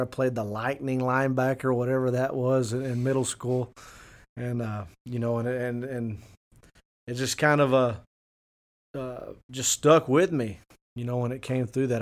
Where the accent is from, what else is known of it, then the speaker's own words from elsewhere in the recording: Fort Stockton, Texas, United States; moved away; I went, uh, on to coach one year in Fort Stockton